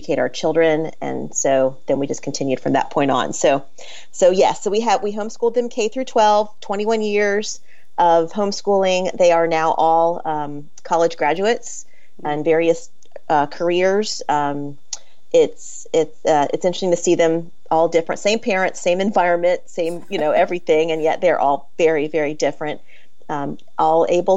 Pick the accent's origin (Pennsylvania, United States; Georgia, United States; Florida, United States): Florida, United States; I grew up in Florida